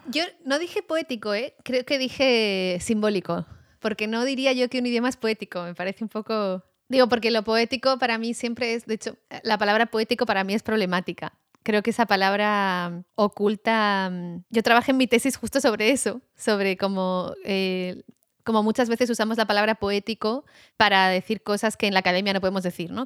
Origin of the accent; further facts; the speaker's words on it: Basque Country, Spain; moved away; also born or lived in United States / France / Argentina; nací en el País Vasco